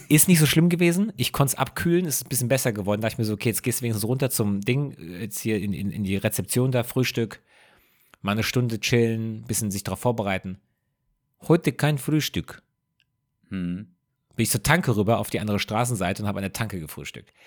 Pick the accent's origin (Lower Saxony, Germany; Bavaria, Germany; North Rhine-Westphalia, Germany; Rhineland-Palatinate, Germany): Rhineland-Palatinate, Germany; Rhenish Hesse; bei uns zu Hause in Rheinhesse